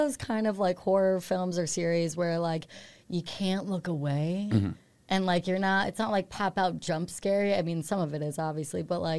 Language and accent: English; Saratoga Springs, New York, United States; moved away; I'm from upstate.